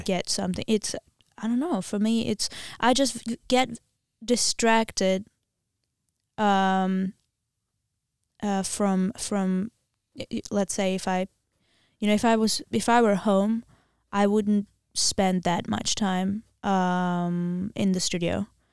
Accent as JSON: {"language": "English", "country": "Armenia", "also_born_or_lived": "Wisconsin", "second_language": "English", "said": "I'm from Armenia, and we learn it at school"}